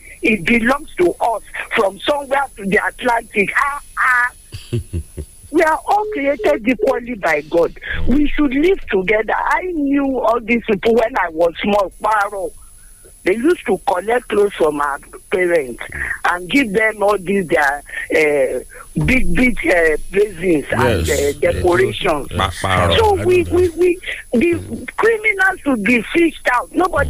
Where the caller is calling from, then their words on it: Lagos, Nigeria; I'm talking from Lagos.